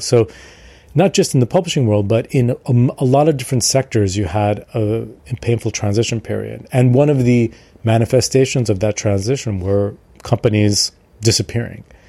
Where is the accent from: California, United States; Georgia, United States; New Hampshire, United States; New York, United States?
New York, United States; moved away; I'm from New York originally, and my family uh, were Armenians. My father's family was from Marseille, Armenian from Marseille, and my mother's family is from uh, Iran, uh, Armenian but from Iran, and they met in New York, and that's where I was born.